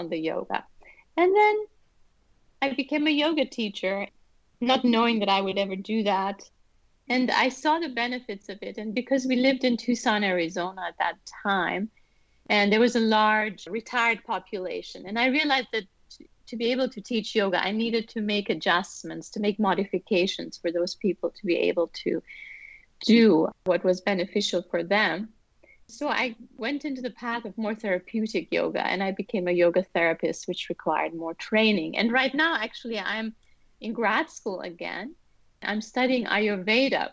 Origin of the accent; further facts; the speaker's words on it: Vienna, Austria; also born or lived in Iran / New Zealand / China; now in United States; So I was born in Iran, and we moved to Austria when I was four. And I grew up in Vienna, which is a musical city